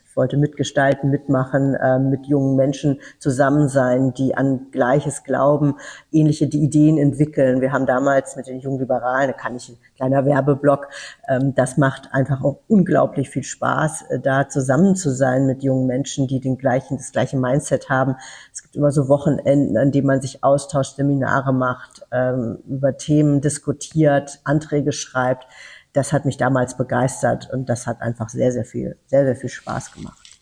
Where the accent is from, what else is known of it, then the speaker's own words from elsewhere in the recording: Weißenborn, Hesse, Germany; moved away; das ist meine Heimat definitiv